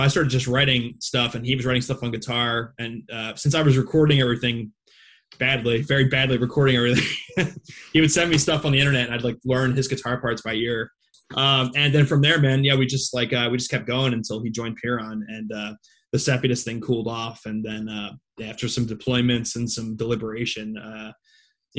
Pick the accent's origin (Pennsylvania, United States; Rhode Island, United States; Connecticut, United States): Pennsylvania, United States; Philadelphia; also born or lived in Jenkintown, Pennsylvania; I grew up in Northeast Philadelphia for most of my life